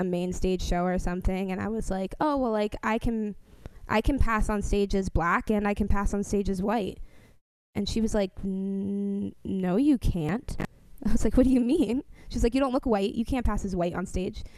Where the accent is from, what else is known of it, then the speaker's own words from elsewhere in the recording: New York City, New York, United States; now in Washington, D.C., United States; The area that I grew up in the Bronx was primarily Jewish